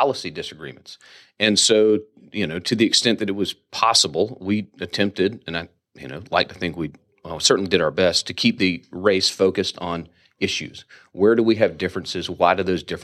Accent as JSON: {"language": "English", "town": "Rock Hill", "region": "South Carolina", "country": "United States", "tie": "born or raised there", "said": "I grew up in Rock Hill"}